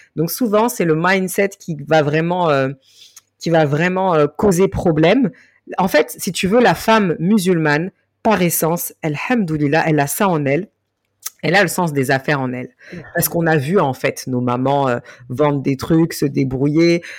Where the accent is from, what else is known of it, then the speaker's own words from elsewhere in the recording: France; Je suis d'origine malienne. J'ai grandi et je suis née en France